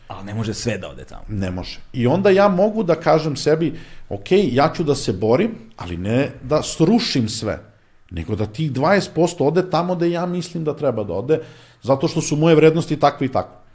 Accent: Serbia; ni po čemu niko ne bi mogao da utvrdi da sam ja Srbin

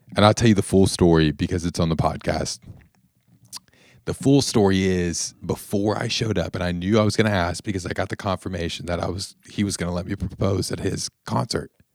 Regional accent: Evansville, Indiana, United States; moved away as an adult; now in Pensacola Beach, United States; my hometown that I felt called away from, but still is in my heart

